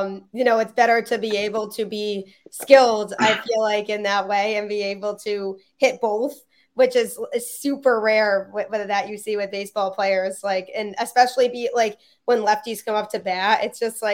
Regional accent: Connecticut, United States; I'm from Connecticut

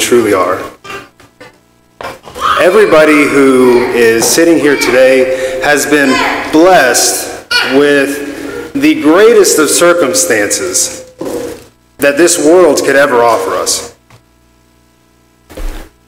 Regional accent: Lubbock, Texas, United States; I was born in Lubbock, Texas

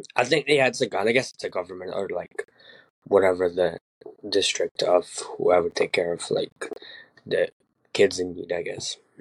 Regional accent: Ukraine; moved away; I'm 24, and I was born in Ukraine

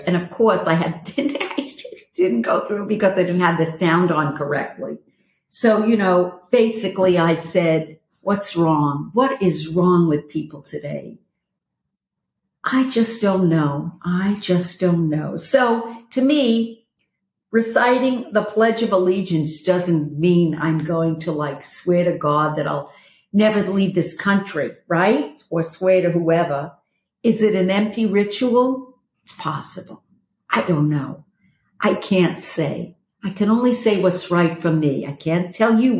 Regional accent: New York, United States; moved away; I'm from New York

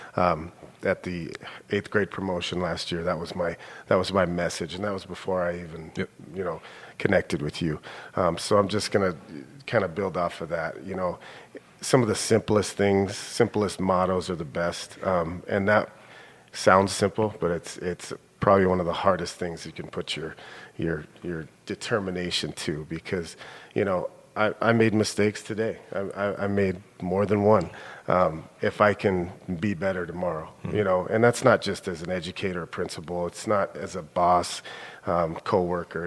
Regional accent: Billings, Montana, United States; also born or lived in Minnesota / Bozeman; I grew up here in Billings. Um, I'm a senior high kid, uh, born and raised here.

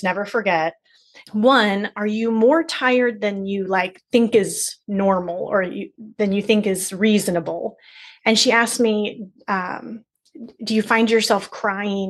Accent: Cincinnati, Ohio, United States; I'm from Cincinnati

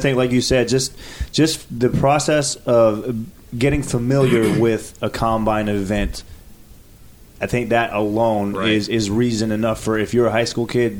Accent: Silver Spring, Maryland, United States; moved away as an adult; now in Ashburn, United States; I grew up in Silver Spring, Maryland, played at Good Counsel High School

